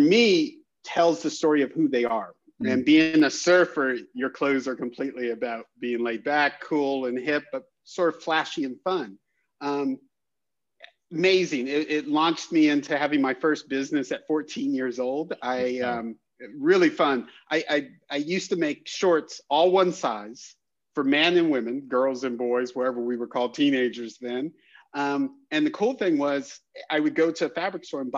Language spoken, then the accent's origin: English; Southern California, United States; I grew up in Southern California